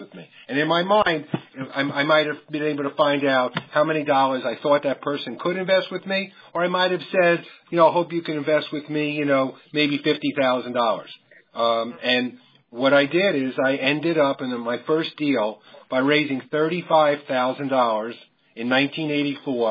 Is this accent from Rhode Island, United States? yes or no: no; New York City, New York, United States; I grew up in New York. I was born in Brooklyn